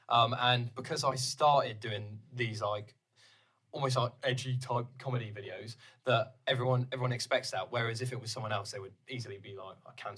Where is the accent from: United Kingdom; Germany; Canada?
United Kingdom; Devon, South West England; I'm from Devon